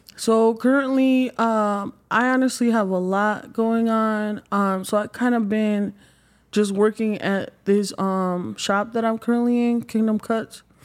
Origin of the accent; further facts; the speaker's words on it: Mexico; moved away; I'm originally from Mexico